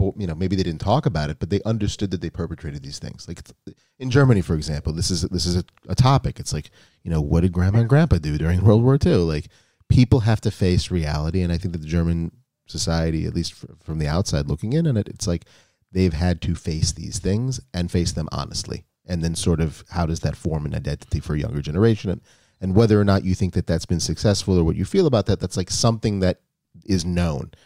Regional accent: United States; born or raised there

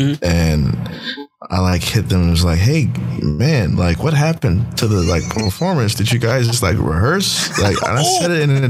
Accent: Memphis, Tennessee, United States; moved away; also born or lived in East Coast; growing up in Memphis in high school

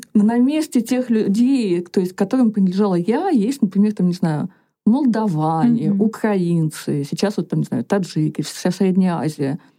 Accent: Komi Republic, Russia; moved away as an adult; now in Moscow, Russia; я по национальности коми, я выросла в Коми Республике

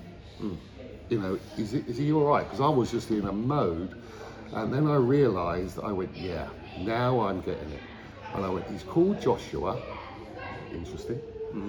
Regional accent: London, United Kingdom; moved away; also born or lived in Cornwall; I was born in South London

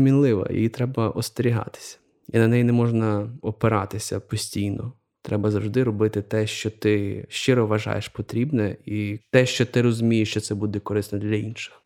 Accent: Galicia, Ukraine; я е, з Галичини, і я дуже багато напевно виховувався якихось таких церковних

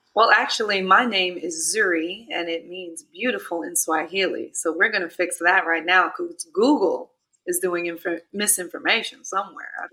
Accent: New York City, New York, United States; I'm from Clinton Hill, Fort Greene.

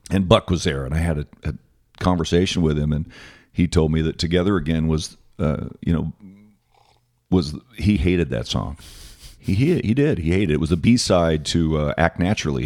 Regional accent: Phoenix, Arizona, United States; I grew up in Arcadia

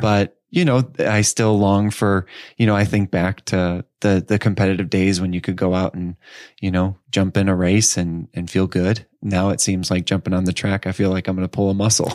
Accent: Edwardsville, Illinois, United States; also born or lived in Chicago suburbs, Illinois; I'm from Edwardsville, Illinois. Um, so I, actually, I spent, uh, nine years, uh, in the suburbs of Chicago, and then, um, I spent the next nine years in suburbs of Saint Louis.

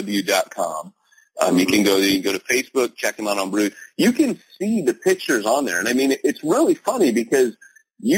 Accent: United States; I'm an American

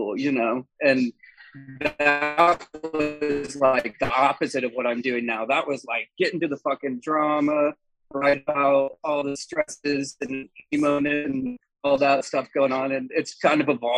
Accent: Colorado, United States; I am from Colorado

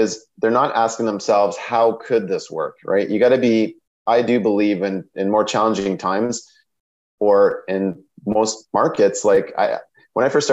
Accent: Sarnia, Ontario, Canada; I'm from Sarnia, Ontario

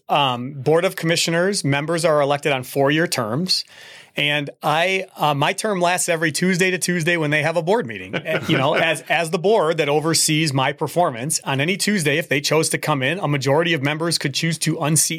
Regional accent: Bloomington, Minnesota, United States; I grew up in Bloomington originally. And so if people ask, I would say, I grew up in Bloomington.

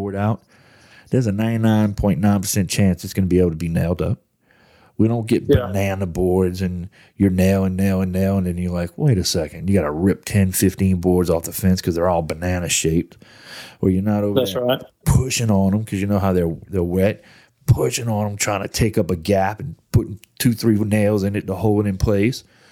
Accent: New Orleans, Louisiana, United States; When you were born and raised in New Orleans

